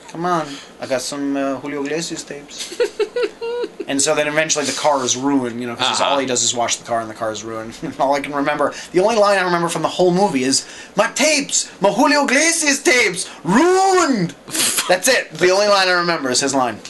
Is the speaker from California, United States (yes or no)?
no; New York, United States; growing up in New York